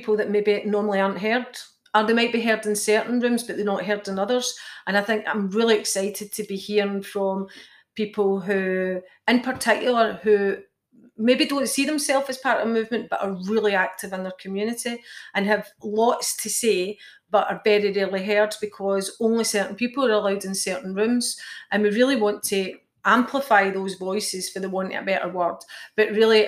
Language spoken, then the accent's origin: English; Clydebank, Scotland, United Kingdom; I'm from Clydebank